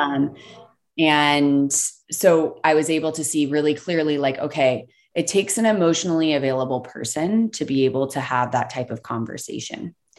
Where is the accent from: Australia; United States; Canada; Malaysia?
United States; the South; I grew up in the South